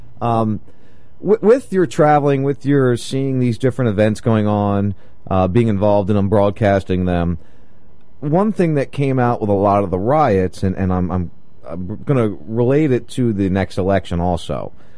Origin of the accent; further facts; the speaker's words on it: New Jersey, United States; now in Florida, United States; I grew up in South Jersey, right outside Philly